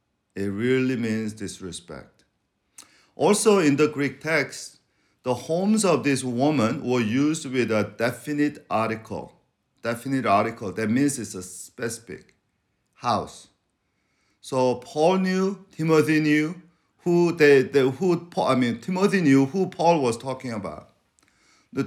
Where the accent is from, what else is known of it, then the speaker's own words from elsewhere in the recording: Venezuela; You know, I grew up in Venezuela being called chinito.